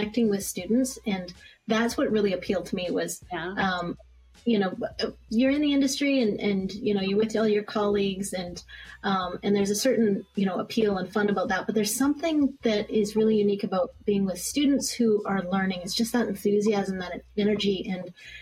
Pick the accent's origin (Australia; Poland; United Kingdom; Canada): Canada; Calgary, Alberta; moved away as an adult; also born or lived in Vancouver, Canada / San Francisco area, United States; now in Glendale, United States; I'm born and raised pretty much in Calgary, Alberta